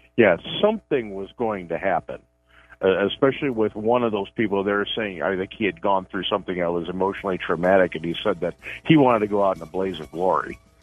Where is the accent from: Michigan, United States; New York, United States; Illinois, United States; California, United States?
Illinois, United States; DuPage County; I grew up in DuPage County